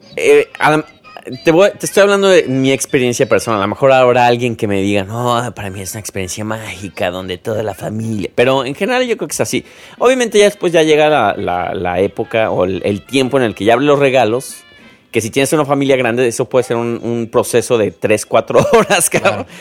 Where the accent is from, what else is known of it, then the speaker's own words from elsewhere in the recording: Mexico; soy mexicano